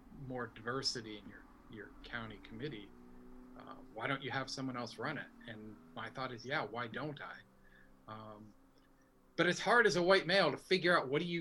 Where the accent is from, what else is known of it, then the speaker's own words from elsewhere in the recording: Burlington, Vermont, United States; moved away as an adult; now in Guilford, United States; I grew up in Burlington